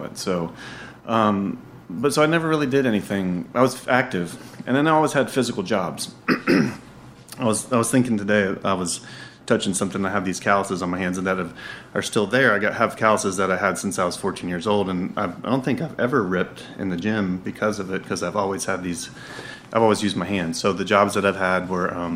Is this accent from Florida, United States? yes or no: yes; Sarasota, Florida, United States; also born or lived in Chicago; now in North Carolina, United States; I'm from Sarasota, Florida. That's where I grew